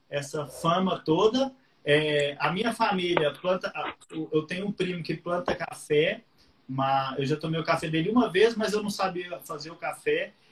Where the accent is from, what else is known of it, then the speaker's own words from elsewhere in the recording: Patos de Minas, Minas Gerais, Brazil; eu sou de Patos de Minas, que é uma cidade do interior de Minas, né? Terra do milho, tem, famosa lá pelas pamonhas.